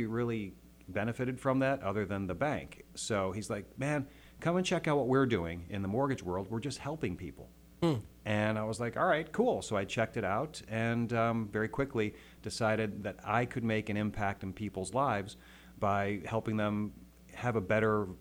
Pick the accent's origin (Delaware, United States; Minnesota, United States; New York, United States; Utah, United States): New York, United States; upstate; moved away as an adult; also born or lived in Colorado; grew up in upstate New York